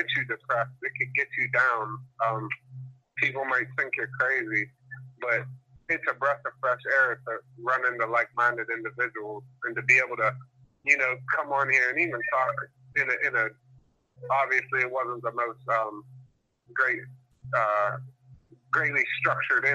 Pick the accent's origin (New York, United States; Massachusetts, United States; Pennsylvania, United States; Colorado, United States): Pennsylvania, United States; Pittsburgh; I'm from Pennsylvania, from Pittsburgh